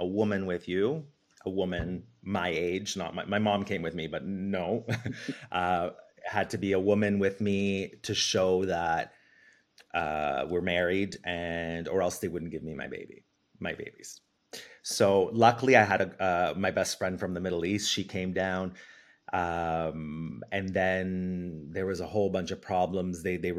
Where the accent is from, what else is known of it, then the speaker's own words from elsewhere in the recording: Italy; born there; so I was born in Italy to a Canadian mom.